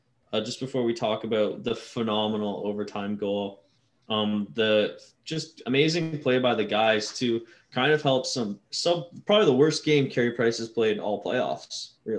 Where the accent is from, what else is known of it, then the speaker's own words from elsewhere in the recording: Canada; Maybe I'm too Canadian